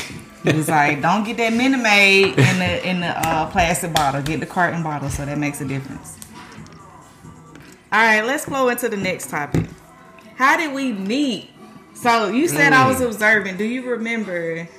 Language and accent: English; Atlanta, Georgia, United States; I am from Atlanta, Georgia.